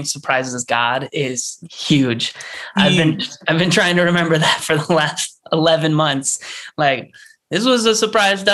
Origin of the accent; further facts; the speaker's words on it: Grand Rapids, Michigan, United States; I'm from Michigan. The other side of the state, though, Grand Rapids